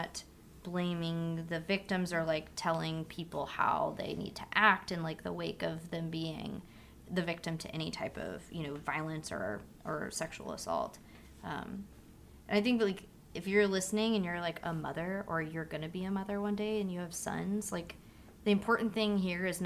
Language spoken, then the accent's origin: English; Kansas, United States; moved away; I'm from Kansas